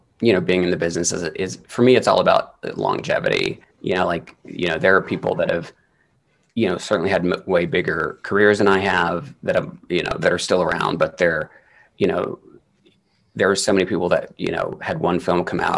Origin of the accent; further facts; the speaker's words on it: the Bible Belt, United States; moved away; we grew up in the Bible Belt